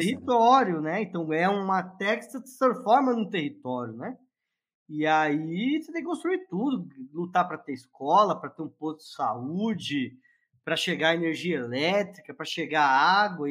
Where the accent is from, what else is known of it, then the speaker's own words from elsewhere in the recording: São Paulo, Brazil; sou de São Paulo, é, nasci, fui criado no, no bairro da Moca